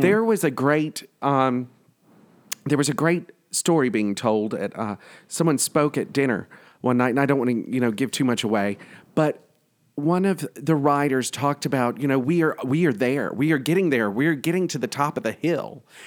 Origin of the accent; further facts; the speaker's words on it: the South, United States; now in New York, United States; growing up in the South